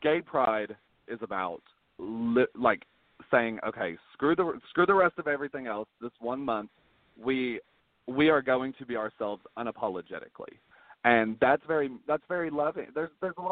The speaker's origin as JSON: {"language": "English", "town": "Fayetteville", "region": "Tennessee", "country": "United States", "tie": "born or raised there", "also_born_or_lived": "Maryville, Tennessee", "said": "I'm originally from Maryville, which is near Knoxville. And then around the age of 5 years old, I moved to Fayetteville"}